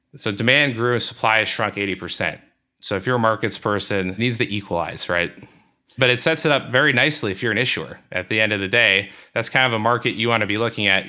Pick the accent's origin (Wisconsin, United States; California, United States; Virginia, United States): Wisconsin, United States; Milwaukee; so both my wife and I grew up in Milwaukee